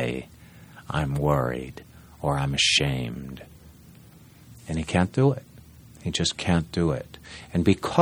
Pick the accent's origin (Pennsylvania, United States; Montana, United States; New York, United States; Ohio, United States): New York, United States; Ithaca; I was born in New York, adopted, and raised in Ithaca